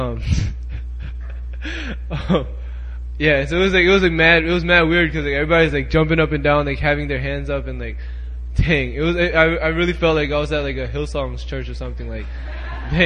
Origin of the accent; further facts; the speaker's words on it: Maryland, United States; moved away as an adult; now in South Korea; I'm from Maryland